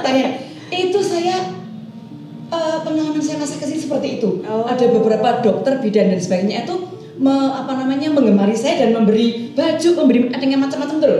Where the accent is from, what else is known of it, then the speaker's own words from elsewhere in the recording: Yogyakarta, Special Region of Yogyakarta, Indonesia; saya umur lima tahun saya sudah belajar menari tapi belajar tarian tari Surakarta hmm. yang sekarang uh, menjadi uh, Resto titik nol dan Museum Sono Budoyo itu namanya dulu ya yeah. saya belajar menari di situ